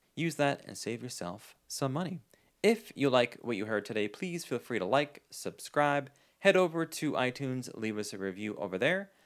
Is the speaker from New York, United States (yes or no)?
yes; New York City, New York, United States; I grew up in New York